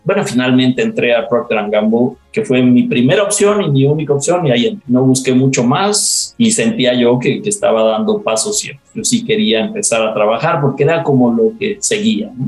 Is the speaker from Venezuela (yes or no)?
no; Mexico City, Mexico; Somos eh, una familia que yo nací en la Ciudad de México